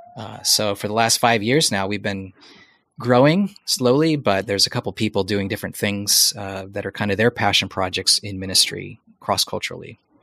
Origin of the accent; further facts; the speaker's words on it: United States; moved away as an adult; now in Portland, United States; coming back to the States, which is my home country, but not a home country for my wife or my kids